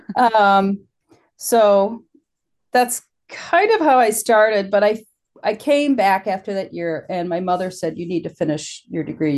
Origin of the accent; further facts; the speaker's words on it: Illinois, United States; moved away as an adult; also born or lived in Wisconsin / New York; I grew up in Illinois, just close to the Wisconsin border.